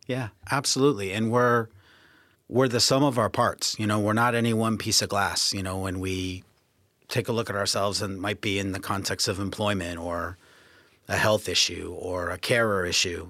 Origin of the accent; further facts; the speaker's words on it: United States; moved away as an adult; also born or lived in Canada / New Zealand / New York / Hong Kong; now in United Kingdom; being American